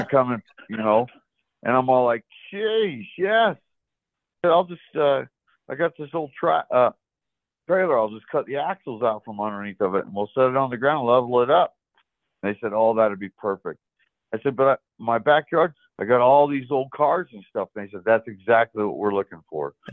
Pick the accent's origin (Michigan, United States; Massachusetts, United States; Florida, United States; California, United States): Florida, United States; West Palm Beach; moved away; also born or lived in Oregon / Orem, Utah / Nephi, Utah; I grew up in South Florida, so West Palm Beach, and we moved out west in 1986 and went from Florida to uh, Oregon